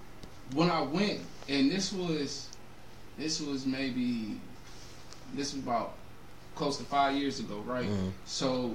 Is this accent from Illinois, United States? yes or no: no; Dayton, Ohio, United States; I grew up in Five Oaks.